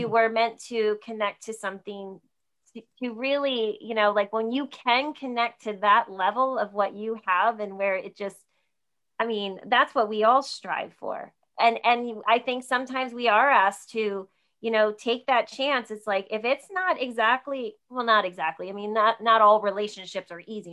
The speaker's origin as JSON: {"language": "English", "region": "New Jersey", "country": "United States", "tie": "born or raised there", "said": "I grew up in New Jersey, so I grew up out an hour outside New York City"}